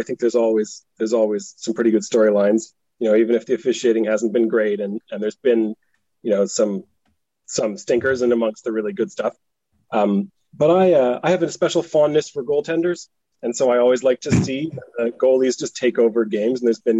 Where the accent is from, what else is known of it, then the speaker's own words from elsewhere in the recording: Scotland, United Kingdom; now in Halifax, Canada; So I grew up in Scotland because my dad was there for a few years doing his PhD, but he's from Halifax.